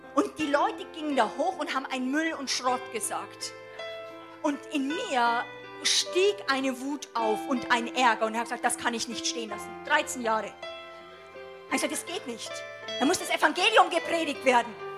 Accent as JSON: {"language": "German", "country": "Germany", "said": "als Deutsche"}